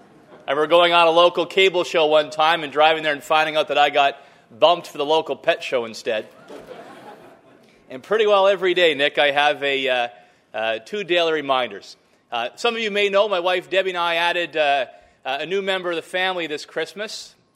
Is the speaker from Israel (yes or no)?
no; Ontario, Canada; my hometown, the Ontario that made me.